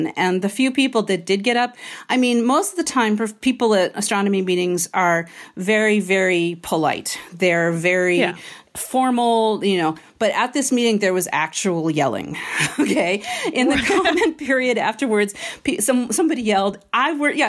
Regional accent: Washington, D.C. area, District of Columbia, United States; I grew up in the Washington, D.C. area where football is king

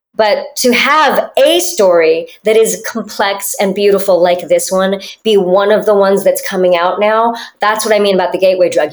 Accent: United States; I grew up in America, so I speak Spanish and French

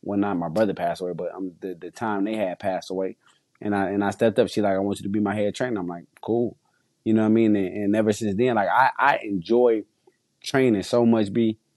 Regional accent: Detroit, Michigan, United States; I'm from Detroit

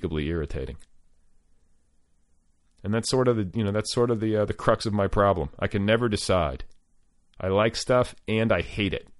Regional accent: Midwest, United States; growing up in the Midwest

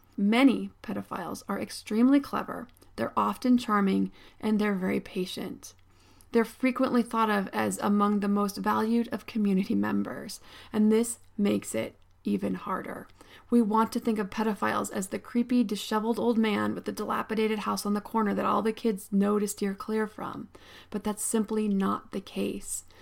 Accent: State College, Pennsylvania, United States; I grew up in State College, Pennsylvania.

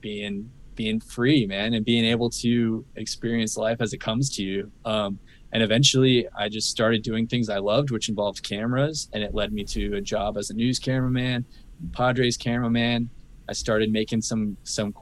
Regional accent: Phoenix, Arizona, United States; moved away as an adult; now in San Diego, United States; We grew up in Arizona in Phoenix

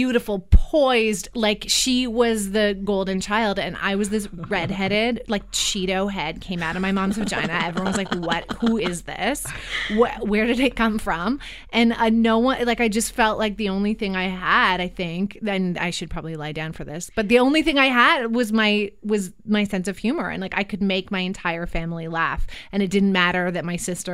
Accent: Canada; generally we're Canadian.

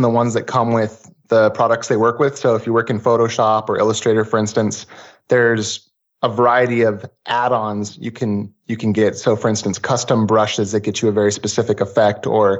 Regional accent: Portland, Oregon, United States; I'm from Portlandia. So vintage retro stuff is very popular and common here

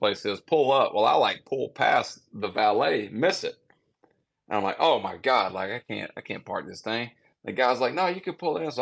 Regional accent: Mississippi, United States; I'm from Mississippi.

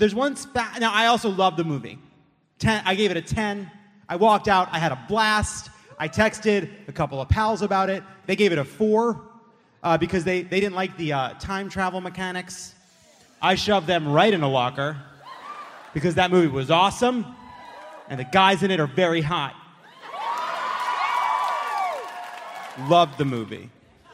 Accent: California, United States; I come from California, which is a high tax state

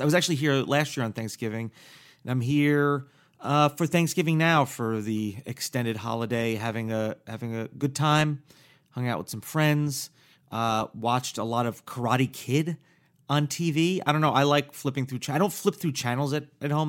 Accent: Paramus, New Jersey, United States; also born or lived in Hackensack, New Jersey; born in North New Jersey, and I grew up outside of the city, like an hour outside of the city

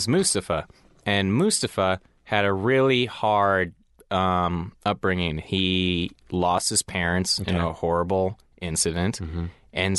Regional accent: Colorado, United States; also born or lived in Chicago; And it was a big deal because when I moved to Colorado, where I'm from, I moved from Chicago, and Colorado at the time didn't have a hockey team.

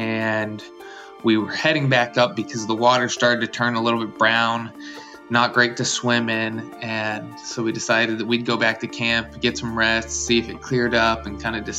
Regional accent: Orange County, California, United States; I'm originally from Orange County, California. Was going to school at Brigham Young University during the Havasupai flood.

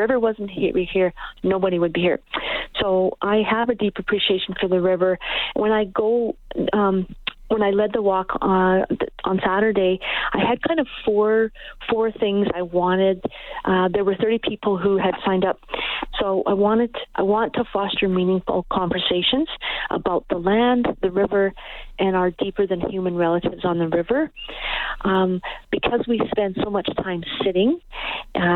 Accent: Edmonton, Alberta, Canada; I was born here in Edmonton, born and raised in Edmonton.

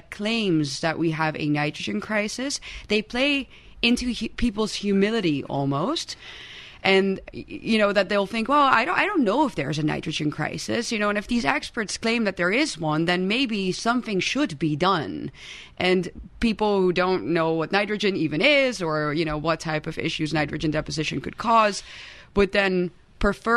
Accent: Hilversum, North Holland, Netherlands; I'm from Hilversum, which is only 15 minutes away from Amersfoort.

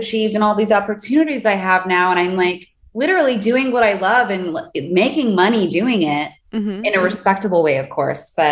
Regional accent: Los Angeles, California, United States; I grew up

